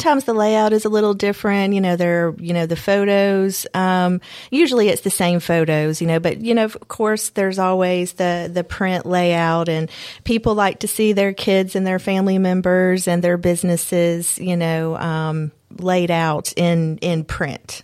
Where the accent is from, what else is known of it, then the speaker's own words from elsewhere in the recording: Bartlett, Tennessee, United States; also born or lived in Nashville, Tennessee; now in Columbia, United States; I'm a native Tennessean. Um, I grew up in West Tennessee in um, suburb Bartlett